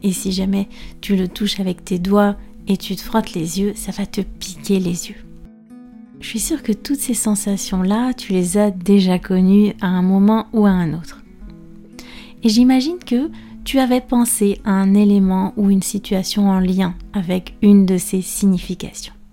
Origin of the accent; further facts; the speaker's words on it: France; je suis française prof de français langue étrangère